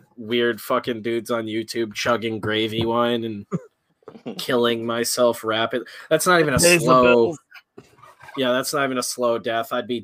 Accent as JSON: {"language": "English", "region": "Connecticut", "country": "United States", "said": "I'm barely from Connecticut. I'm a man with no land."}